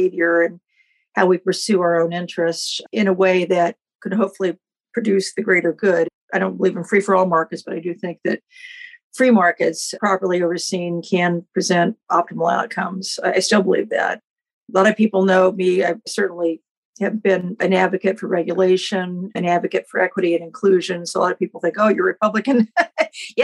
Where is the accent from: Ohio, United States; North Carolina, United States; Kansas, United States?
Kansas, United States; Independence; moved away as an adult; also born or lived in Washington / eastern shore of Maryland; now in Maryland, United States; So I grew up in Southeast Kansas, a little town called Independence.